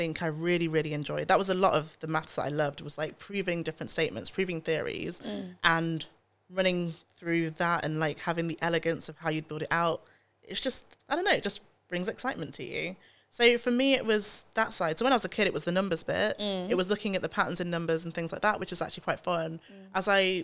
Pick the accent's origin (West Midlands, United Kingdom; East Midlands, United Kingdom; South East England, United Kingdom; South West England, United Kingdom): East Midlands, United Kingdom; Nottingham; I grew up in Nottingham. I went to an all-white school and I was the only black child there